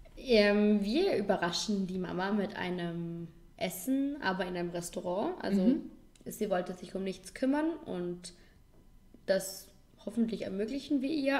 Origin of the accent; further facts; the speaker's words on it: Vorarlberg, Austria; ein Ort bei uns in Vorarlberg